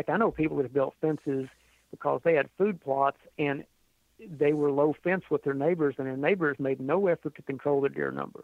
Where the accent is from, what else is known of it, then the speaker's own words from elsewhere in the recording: Texas, United States; Texas is my home state